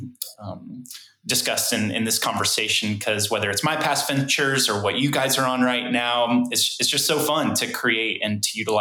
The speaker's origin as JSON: {"language": "English", "town": "Prairie Village", "region": "Kansas", "country": "United States", "tie": "born or raised there", "also_born_or_lived": "Indiana", "said": "I was born and raised here in the Kansas City metro area. So Prairie Village, Kansas."}